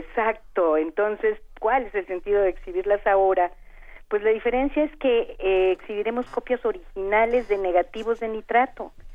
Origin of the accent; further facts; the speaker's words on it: Mexico; nosotros como mexicanos